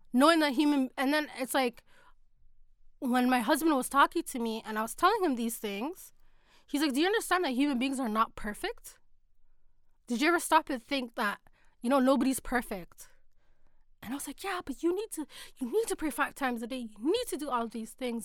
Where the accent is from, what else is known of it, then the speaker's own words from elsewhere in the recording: Toronto, Ontario, Canada; from Toronto